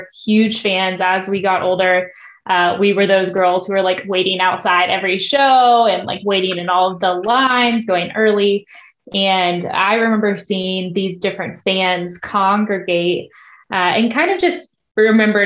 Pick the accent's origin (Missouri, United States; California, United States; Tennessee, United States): Tennessee, United States; Nashville; I grew up in Nashville, always surrounded by music